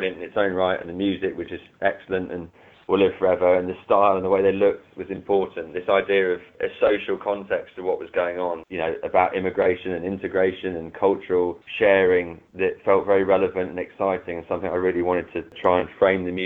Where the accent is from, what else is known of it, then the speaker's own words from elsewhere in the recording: London, United Kingdom; where I grew up in London